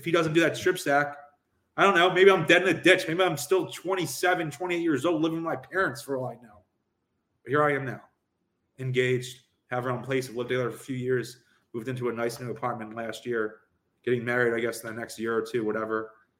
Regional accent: Philadelphia, Pennsylvania, United States; I'm from South Philly.

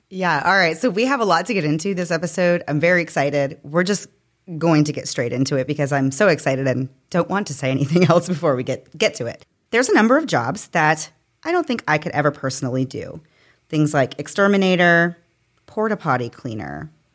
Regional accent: Florida, United States; you and I have both grown up I think, in Florida in the South

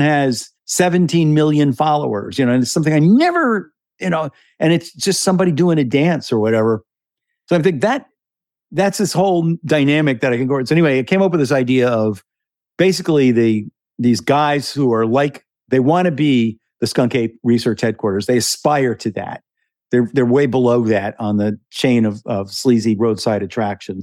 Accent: New York, United States; now in Florida, United States; I am also originally from New York

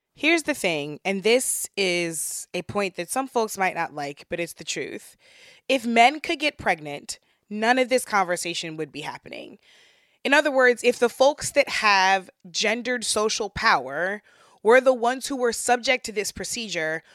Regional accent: St. Louis, Missouri, United States; back to my hometown of Saint Louis

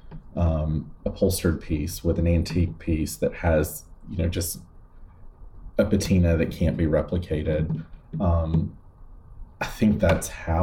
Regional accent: West Point, Georgia, United States; moved away as an adult; now in New York, United States; we have a building in my hometown

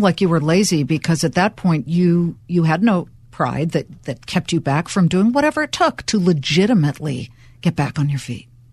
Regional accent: Los Angeles, California, United States; moved away as an adult; now in New Jersey, United States; I'm a California girl, born and bred in Los Angeles, and now an accidental New Yorker. Okay, I'll admit it, New Jersey

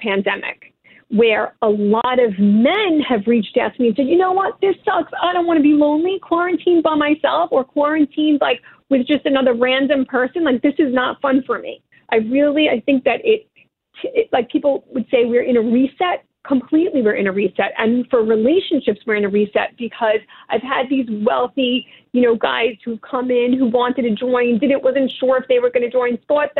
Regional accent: New York City, New York, United States; as a New Yorker

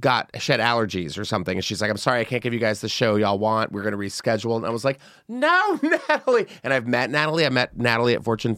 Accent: Texas, United States; Now, I mentioned I'm from Texas. I love ranch. You all knew that, and my other Texas sister, …, says that Texas is embarrassing right now amid abortion laws.

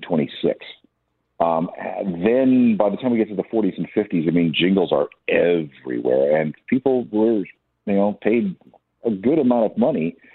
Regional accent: Manitoba, Canada; I grew up in Manitoba

